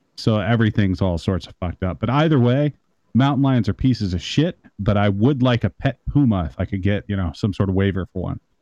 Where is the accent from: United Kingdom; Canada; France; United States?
United States; Midwest; I'm from the Midwest